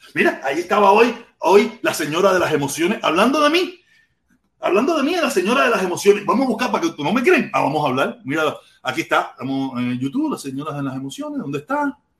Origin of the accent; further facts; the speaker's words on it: Cuba; now in Miami, United States; yo llevo casi más tiempo viviendo en Miami con uso de razón que el tiempo que viví en Cuba